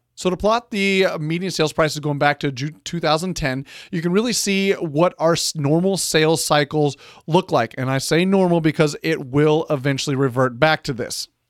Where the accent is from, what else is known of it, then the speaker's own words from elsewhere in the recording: San Antonio, Texas, United States; my hometown of San Antonio